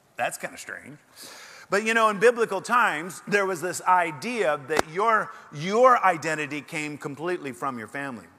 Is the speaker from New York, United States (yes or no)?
no; Oregon, United States; moved away as an adult; also born or lived in Portland, Oregon; now in Texas, United States; I'm from Oregon, however, I am a refugee. And uh, I left the burning embers of Portland behind and uh, came down here